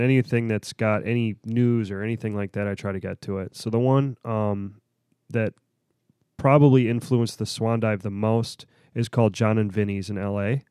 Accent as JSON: {"language": "English", "town": "Pittsburgh", "region": "Pennsylvania", "country": "United States", "said": "I'm, I'm from Pittsburgh"}